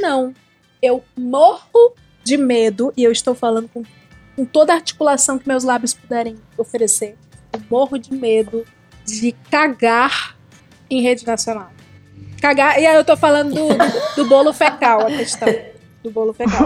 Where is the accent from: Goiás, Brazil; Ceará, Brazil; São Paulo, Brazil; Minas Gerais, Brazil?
Ceará, Brazil; Eu sou do Ceará